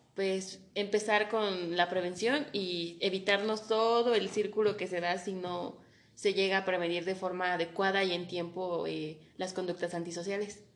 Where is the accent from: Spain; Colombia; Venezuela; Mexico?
Mexico; como mexicanos tenemos esta cultura de novelas